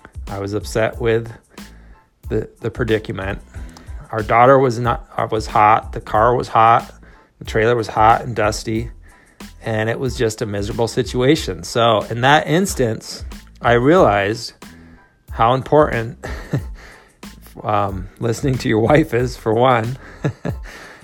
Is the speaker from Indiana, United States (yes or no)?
no; Minnesota, United States; now in California, United States; I grew up in Minnesota